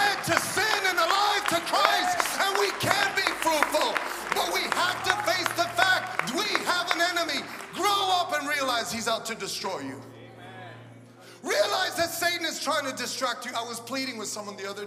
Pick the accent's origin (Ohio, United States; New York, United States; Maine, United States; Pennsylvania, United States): New York, United States; New York City; I'm from Brooklyn.